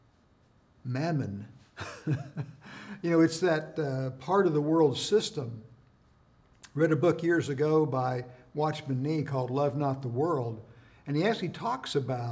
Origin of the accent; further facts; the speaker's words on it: United States; as an American citizen